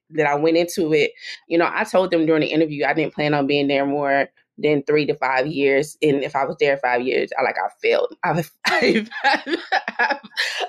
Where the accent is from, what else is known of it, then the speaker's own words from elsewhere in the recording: Dallas, Texas, United States; moved away as an adult; now in Washington, D.C., United States; people I grew up with in South Oak Cliff